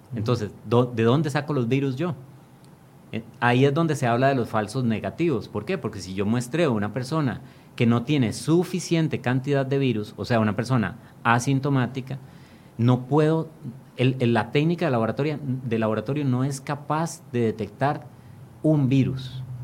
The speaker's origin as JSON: {"language": "Spanish", "country": "Costa Rica", "said": "como costarricenses"}